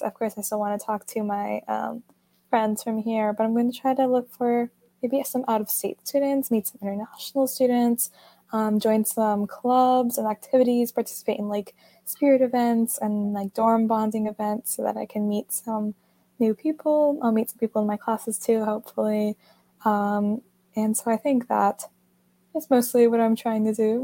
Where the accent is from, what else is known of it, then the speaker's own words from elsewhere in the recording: Atlanta, Georgia, United States; I'm from Atlanta, Georgia.